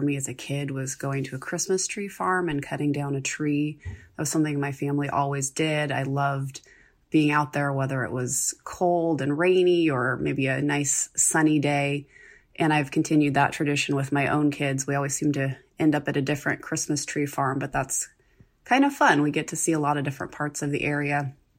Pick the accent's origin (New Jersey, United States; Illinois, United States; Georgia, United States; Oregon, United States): Oregon, United States; I grew up in Oregon